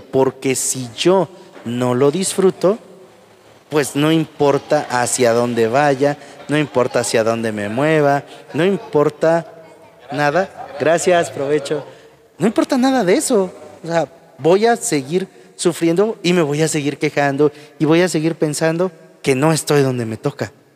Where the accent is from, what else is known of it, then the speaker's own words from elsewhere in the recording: Huajuapan de León, Oaxaca, Mexico; yo soy de Guajopan de León